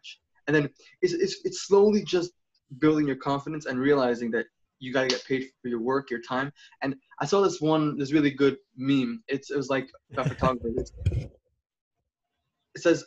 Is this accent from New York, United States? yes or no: yes; New York City, New York, United States; moved away as an adult; now in Southern California, United States; I was born and raised in Brooklyn, New York, and I moved out to Southern California March 1st.